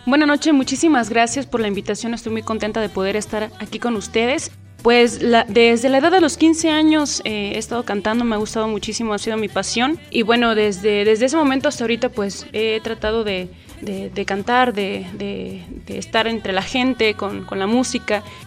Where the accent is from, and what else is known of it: Mexico